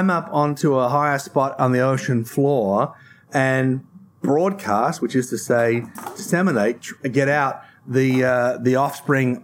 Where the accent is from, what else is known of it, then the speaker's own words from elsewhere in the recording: Tasmania, Australia; I come from Tasmania